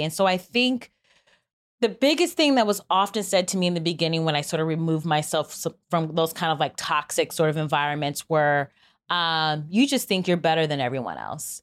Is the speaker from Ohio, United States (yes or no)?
yes; Cleveland, Ohio, United States; I'm from Cleveland